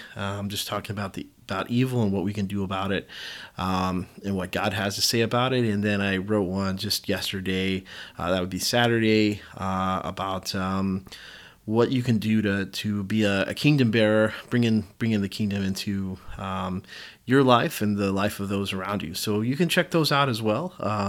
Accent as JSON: {"language": "English", "region": "the South", "country": "United States", "tie": "born or raised there", "said": "especially in my background, especially growing up in the South, in the Baptist tradition."}